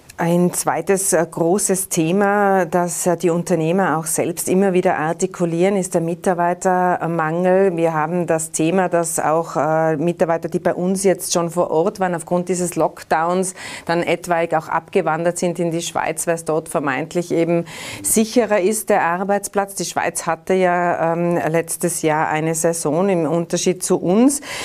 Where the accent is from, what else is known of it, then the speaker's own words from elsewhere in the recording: Tyrol, Austria; Bei uns in Tirol